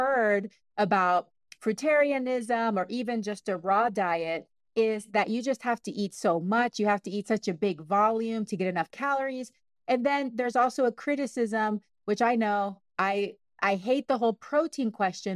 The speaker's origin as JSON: {"language": "English", "country": "Panama", "moved": "yes", "lives_now": "Washington, United States", "said": "I'm from Panama, I'm Panamanian, but I live in the state of Washington"}